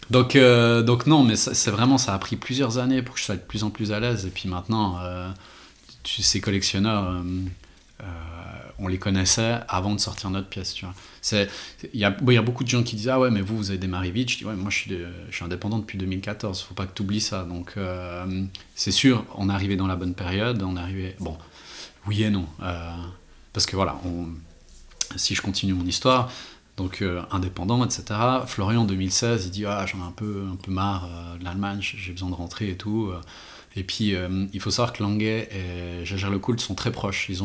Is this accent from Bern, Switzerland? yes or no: yes; Renan, Bern, Switzerland; moi je viens de Renan